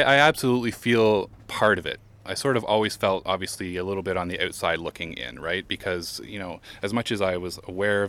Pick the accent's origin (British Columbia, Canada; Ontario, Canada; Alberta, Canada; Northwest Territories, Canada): Ontario, Canada; Lindsay; I'm from Lindsay